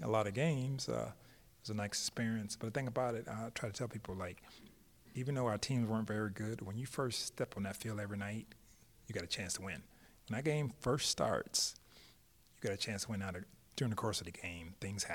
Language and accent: English; Tampa, Florida, United States; growing up in Tampa, getting cut from a high school team